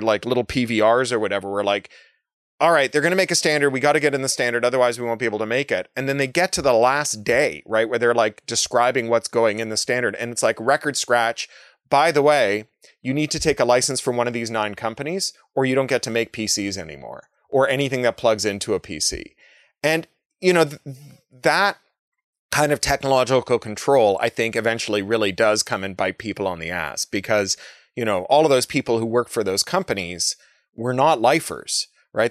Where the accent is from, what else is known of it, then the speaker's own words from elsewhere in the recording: Toronto, Ontario, Canada; I grew up in Toronto